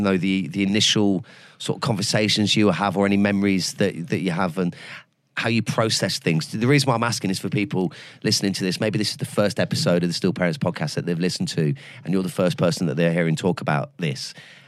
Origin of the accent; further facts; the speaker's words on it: Leicester, East Midlands, United Kingdom; It's my hometown. Is it? Yeah. I was born in Leicester Royal.